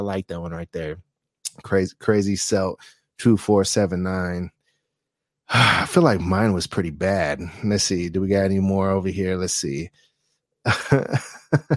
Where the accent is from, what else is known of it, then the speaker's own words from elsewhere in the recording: Fairfield, United States; I grew up in Fairfield